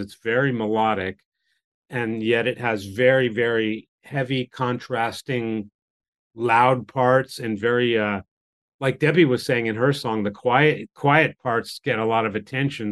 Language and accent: English; United States; moved away as an adult; now in Japan; when I grew up in America